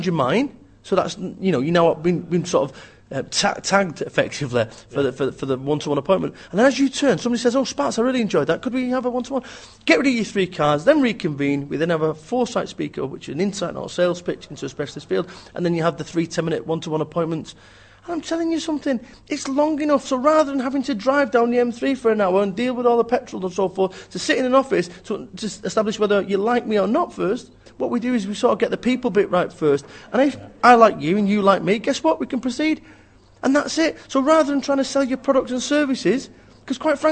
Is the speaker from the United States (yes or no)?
no; Manchester, North West England, United Kingdom; I'm from Manchester